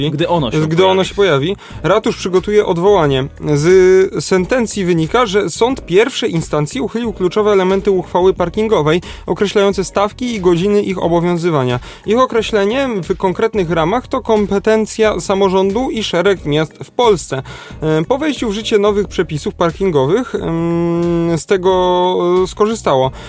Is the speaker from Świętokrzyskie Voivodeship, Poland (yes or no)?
no; Kraków, Lesser Poland, Poland; jako Krakus